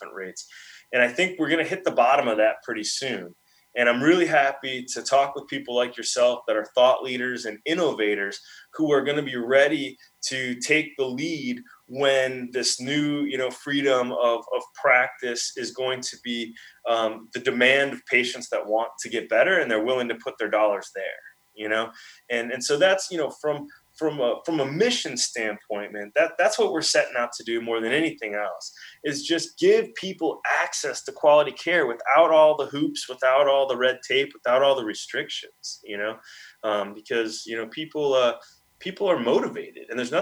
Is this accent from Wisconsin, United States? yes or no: yes; Milwaukee, Wisconsin, United States; moved away; my hometown, Milwaukee